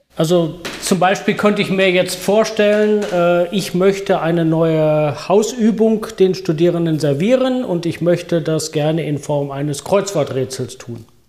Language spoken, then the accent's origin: German; Germany; moved away; also born or lived in United States; Als Deutscher